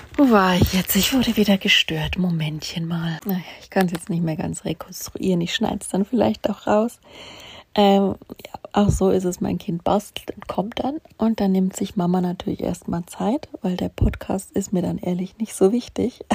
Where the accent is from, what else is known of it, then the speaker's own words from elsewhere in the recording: Bavaria, Germany; also born or lived in Munich; bei uns in Bayern am Chiemsee